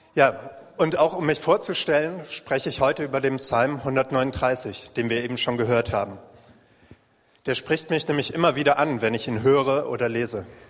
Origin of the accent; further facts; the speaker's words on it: Waldeck, Northern Hesse, Germany; moved away; eine kleine Jesus Freaks Gruppe in Nordhessen in meiner Heimat